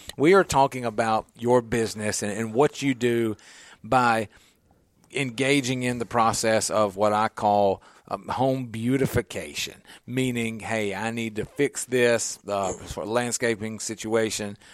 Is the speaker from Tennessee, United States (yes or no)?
yes; Nashville, Tennessee, United States; I grew up in the Creve Hall area in a cul-de-sac